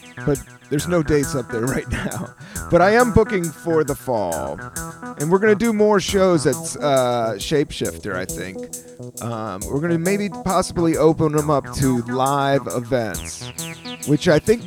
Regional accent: United States; I love being an American

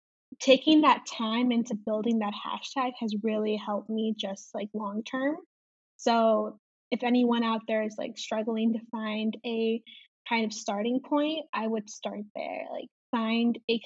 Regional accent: Chicago, Illinois, United States; I am from Chicago and I am 23 years old.

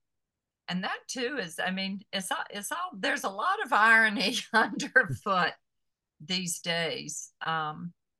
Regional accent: the South, United States; growing up in the South

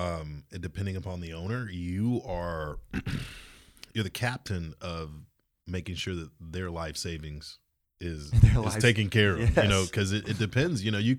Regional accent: Georgia, United States; it's okay, literally right outside of Savannah.

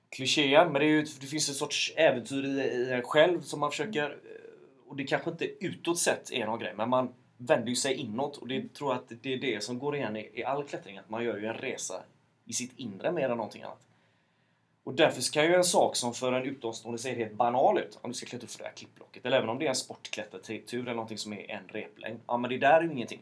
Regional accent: Mölndal, Västra Götaland, Sweden; born or raised there

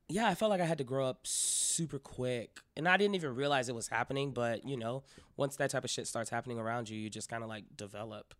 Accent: Miami, Florida, United States; I'm from Miami, Florida

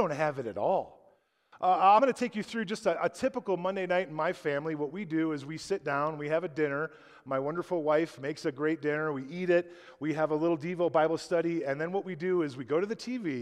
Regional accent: United States; who I am as an American

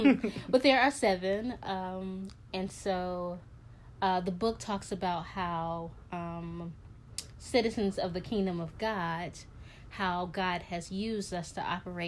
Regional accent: Chicago, Illinois, United States; moved away as an adult; now in New York City, United States; I'm from Chicago. I live in New York City. I moved to New York City to get my master's in publishing, and I've been here ever since. Didn't think I would be here that long, but I've been here 6 years

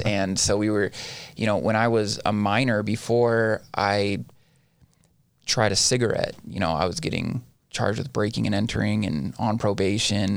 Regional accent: Ivins, Utah, United States; also born or lived in Orem, Utah; I am from the Southern Utah area, born and raised.

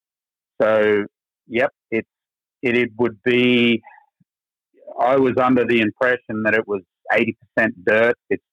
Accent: Goondiwindi, Queensland, Australia; accent: Texas; moved away as an adult; also born or lived in Florida; now in Texas, United States; I am from Australian native, now dual citizen for about 6 years. And I came from a little town in Queensland called Goondiwindi.

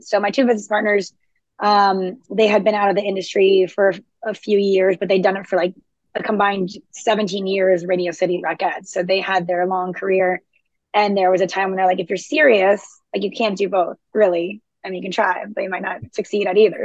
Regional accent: South Florida, United States; moved away as an adult; also born or lived in New York City; now in Charleston, United States; I'm originally from South Florida.

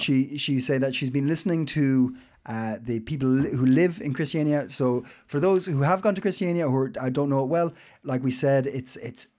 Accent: Ireland; now in Copenhagen, Denmark; I'm Irish

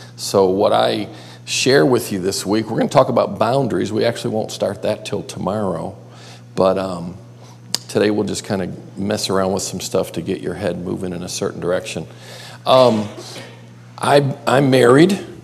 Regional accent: Buffalo, New York, United States; now in Myrtle Beach, United States; I grew up across the lake in Buffalo

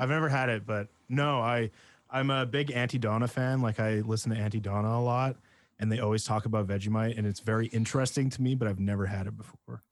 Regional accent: Penticton, British Columbia, Canada; where I grew up in Penticton, we were right in between two lakes

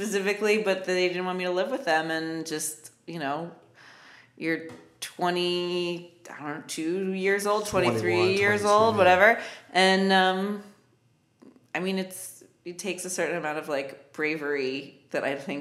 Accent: Syracuse, New York, United States; moved away as an adult; also born or lived in Los Angeles; my hometown

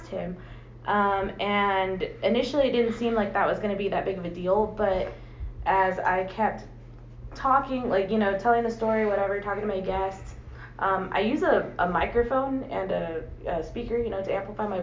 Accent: San Antonio, Texas, United States; I was born and raised here in San Antonio

